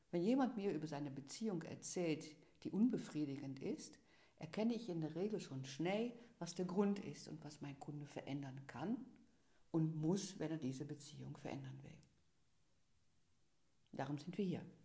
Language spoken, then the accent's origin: German; Netherlands; born there; German is a second language; Ich bin, wie du sicherlich hörst, gebürtige Niederländerin